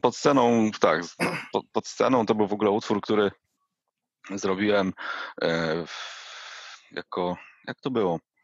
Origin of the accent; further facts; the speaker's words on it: Jelenia Góra, Lower Silesian Voivodeship, Poland; Ja pochodzę z Jeleniej Góry